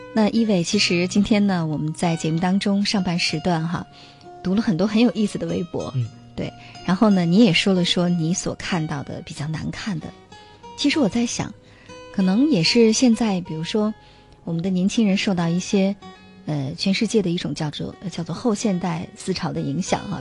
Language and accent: Chinese; China; 我们中国人